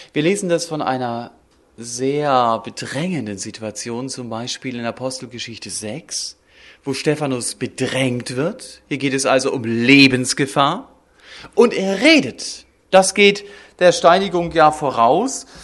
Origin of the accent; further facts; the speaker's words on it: Germany; wir als Deutsche